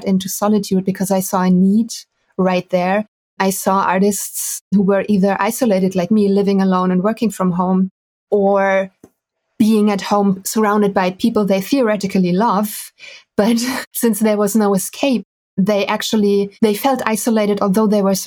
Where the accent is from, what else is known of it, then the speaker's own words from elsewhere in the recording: Düsseldorf, North Rhine-Westphalia, Germany; moved away as an adult; now in Detmold, Germany; So I'm from Germany. I'm originally from Düsseldorf, which is a beautiful, huge city at the Rhine. And I stranded in a tiny, tiny town called Detmold 3 years ago.